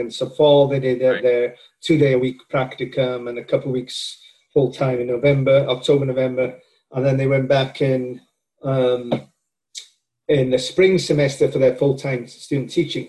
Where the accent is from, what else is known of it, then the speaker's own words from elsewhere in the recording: Wales, United Kingdom; moved away as an adult; also born or lived in Wisconsin / Georgia; now in Florida, United States; I am from Wales and my uh, undergraduate work at the University of Wales